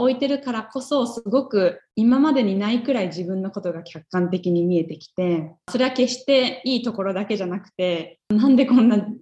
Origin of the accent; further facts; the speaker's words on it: Japan; moved away as an adult; now in Minnesota, United States; もう私はずっと日本で生まれ育ってきたので